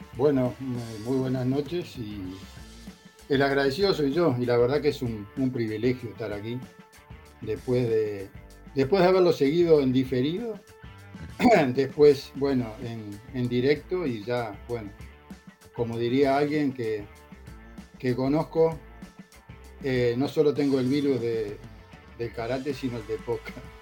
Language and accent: Spanish; Montevideo, Uruguay; moved away as an adult; now in Tenerife, Spain; Mi vida empezó en, Montevideo, República Oriental del Uruguay, el 21 de noviembre de 1952